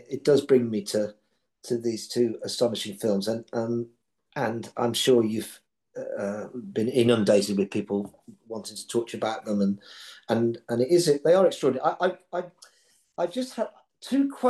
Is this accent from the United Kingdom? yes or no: yes; Birmingham, West Midlands, United Kingdom; moved away; also born or lived in London; I was from Birmingham, and then I lived in London.